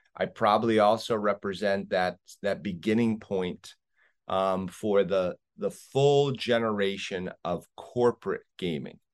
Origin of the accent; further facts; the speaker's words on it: New England, United States; moved away as an adult; now in Las Vegas, United States; I grew up in New England